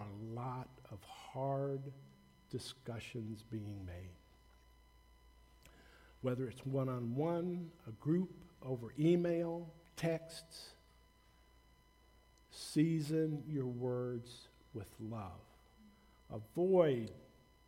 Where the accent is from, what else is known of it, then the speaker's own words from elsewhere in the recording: the South, United States; I grew up in the South, you know, during the 60s, during the race riots, and I'm white